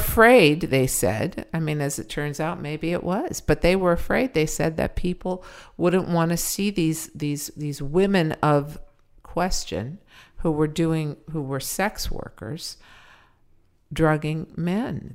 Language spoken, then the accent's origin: English; Los Angeles, California, United States; also born or lived in Pacoima / Sepulveda (North Hills); I used to be ashamed that I was from the valley.